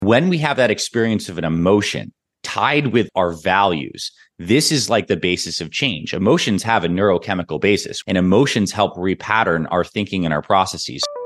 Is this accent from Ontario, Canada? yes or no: yes; Toronto, Ontario, Canada; also born or lived in Syracuse, New York; I was born in Syracuse, New York, and I grew up in Toronto, Canada, like a mix of those two places